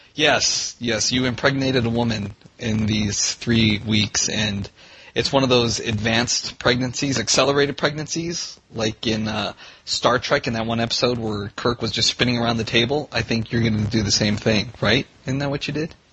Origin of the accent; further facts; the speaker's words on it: Vietnam; moved away; I was born in Vietnam